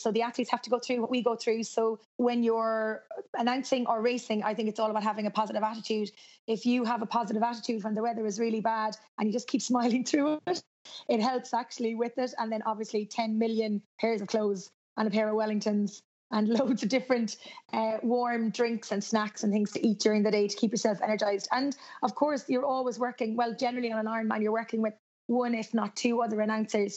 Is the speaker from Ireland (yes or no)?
yes; Cork, Munster, Ireland; now in Galway, Ireland; I'm from Cork, even though I live in Galway, which is on the west of Ireland